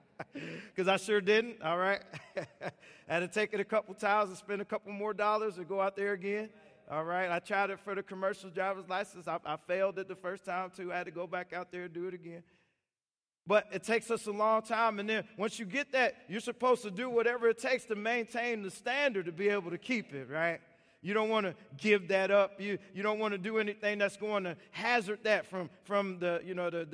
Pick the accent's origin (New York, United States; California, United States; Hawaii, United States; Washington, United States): Washington, United States; And so I went, I come from Washington State, and my driver's license expired on my birthday.